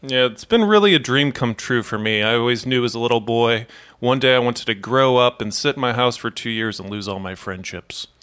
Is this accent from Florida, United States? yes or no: no; St. Louis, Missouri, United States; my hometown of Saint Louis, Missouri